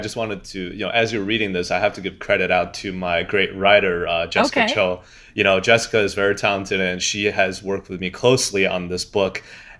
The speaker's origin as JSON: {"language": "English", "town": "Xi'an", "region": "Shaanxi", "country": "China", "tie": "born or raised there", "moved": "yes", "lives_now": "New York, United States", "said": "I'm very proud of our my hometown city because, well, you know, besides New York is my hometown now, but my old home, it's the ancient capital of China."}